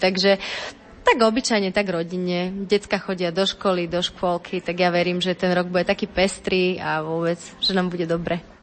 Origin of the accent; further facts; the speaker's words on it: eastern Slovakia, Slovakia; now in Bratislava, Slovakia; ja som z východu